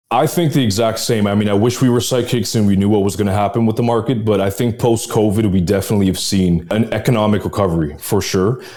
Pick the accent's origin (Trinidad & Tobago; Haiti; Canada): Canada; now in Dubai, United Arab Emirates; myself being Canadian as well, one of the reasons why I moved here